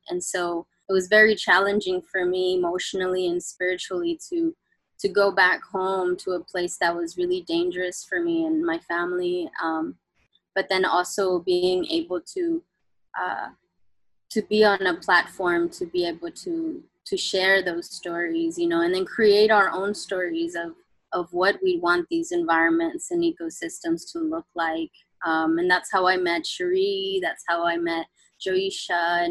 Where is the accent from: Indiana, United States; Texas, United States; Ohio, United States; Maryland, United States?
Texas, United States; Houston; I grew up in Houston, Texas